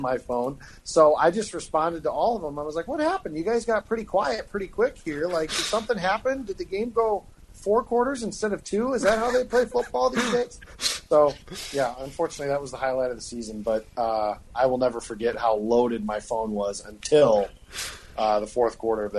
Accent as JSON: {"language": "English", "region": "Illinois", "country": "United States", "said": "so everybody that listens to this knows I'm from Illinois, so I've got a lot of friends that are Bears fans, unfortunately."}